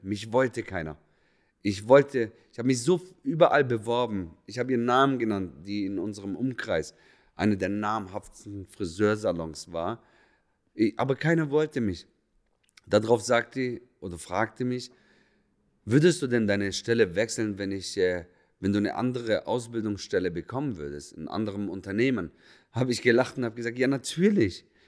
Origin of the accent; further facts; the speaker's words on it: Lebanon; moved away; ich bin Araber, komme ursprünglich aus dem Libanon